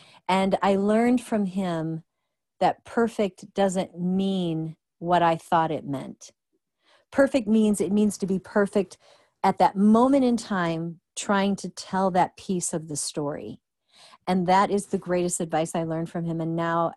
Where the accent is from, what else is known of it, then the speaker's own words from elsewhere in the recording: Illinois, United States; now in Georgia, United States; I'm from Illinois